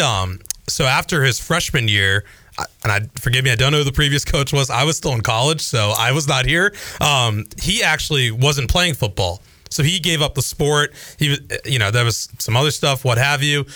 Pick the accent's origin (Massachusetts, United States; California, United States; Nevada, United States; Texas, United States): Massachusetts, United States; Boston area; moved away; Boston area